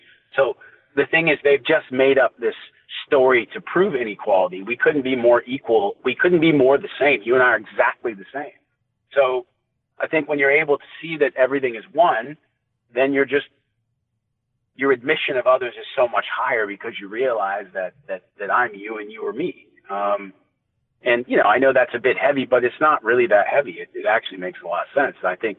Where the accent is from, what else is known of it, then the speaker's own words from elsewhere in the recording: Canada; because he's an Indian guy and I'm obviously a Canadian guy.